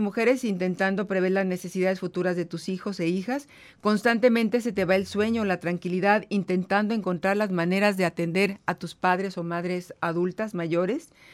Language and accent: Spanish; northern Mexico, Mexico; soy norteña también